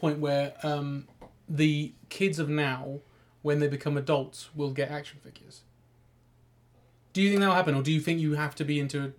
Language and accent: English; United Kingdom; Oh, God, I'm so British.